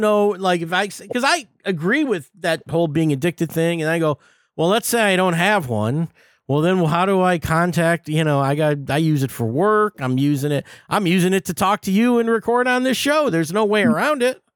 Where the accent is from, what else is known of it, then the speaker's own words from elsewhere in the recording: Detroit, Michigan, United States; I'm from Detroit